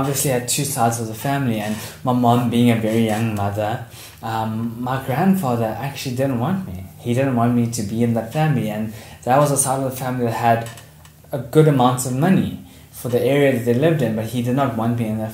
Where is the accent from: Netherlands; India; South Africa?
South Africa; Port Shepstone, KwaZulu-Natal; I was born in Port Shepstone, so I'm actually from the South Coast.